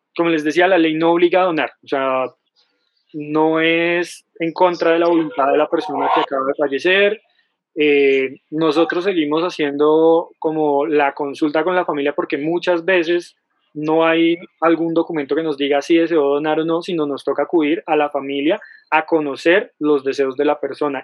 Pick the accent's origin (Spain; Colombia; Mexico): Colombia; en Colombia todos los colombianos tenemos derecho